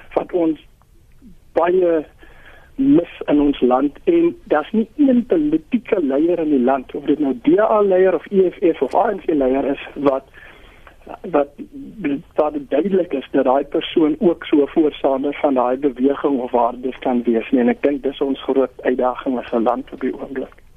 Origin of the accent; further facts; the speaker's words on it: South Africa; ons as Suid-Afrikaners